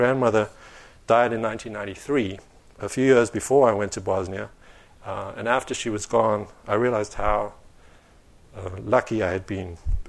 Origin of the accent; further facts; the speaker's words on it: Greenside, Gauteng, South Africa; But when I was growing up in Greenside in the 1980s, Bobby was the woman who would send me off to school.